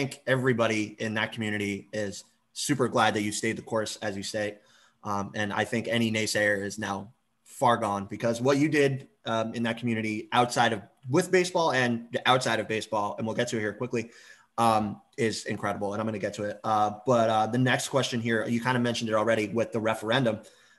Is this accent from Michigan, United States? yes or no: no; San Diego, California, United States; growing up in San Diego, like I told you about, lived right near a military base, went to many air shows